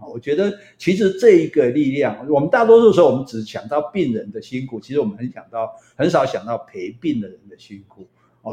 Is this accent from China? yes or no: no; southern Taiwan, Taiwan; 我们南部人讲话比较， 比较直嘛